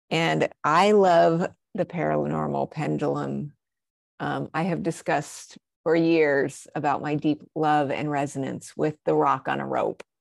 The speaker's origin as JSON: {"language": "English", "town": "Albuquerque", "region": "New Mexico", "country": "United States", "said": "I'm from Albuquerque"}